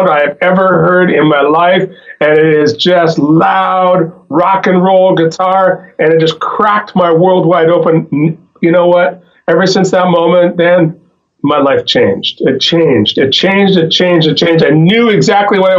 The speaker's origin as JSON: {"language": "English", "town": "Fort St. John", "region": "British Columbia", "country": "Canada", "tie": "born or raised there", "moved": "yes", "lives_now": "Vancouver, Canada", "said": "I grew up in northern British Columbia"}